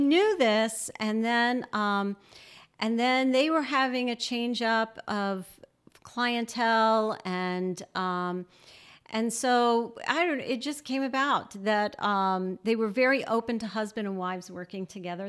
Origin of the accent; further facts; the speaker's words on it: New Orleans, Louisiana, United States; moved away; I grew up in New Orleans